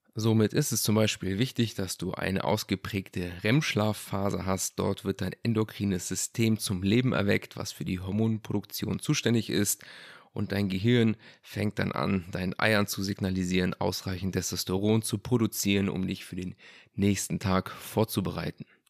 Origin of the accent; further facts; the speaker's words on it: Germany; bei uns in Deutschland